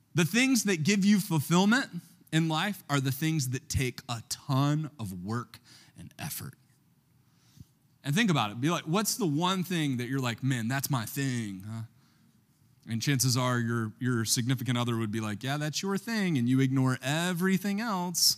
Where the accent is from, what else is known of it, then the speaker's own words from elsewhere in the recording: Baltimore, Maryland, United States; I'm from Baltimore